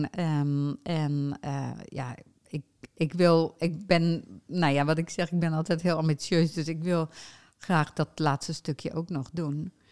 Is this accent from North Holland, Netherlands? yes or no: no; Utrecht, Netherlands; born there; ik eh, kom uit Nederland, dat zou je niet zeggen als je mijn stem hoort. Maar dat is wel zo. Ik ben in Utrecht geboren.